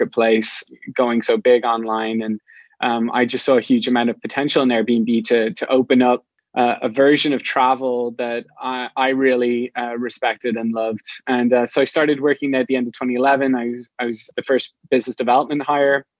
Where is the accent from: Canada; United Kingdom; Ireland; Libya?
Ireland; moved away as an adult; now in San Francisco, United States; I'm not from the US, I'm from Ireland. And about 10 years ago, I moved to San Francisco